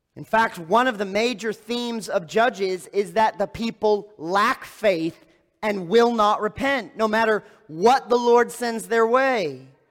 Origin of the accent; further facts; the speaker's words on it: East Lansing, Michigan, United States; moved away; I grew up in East Lansing, Michigan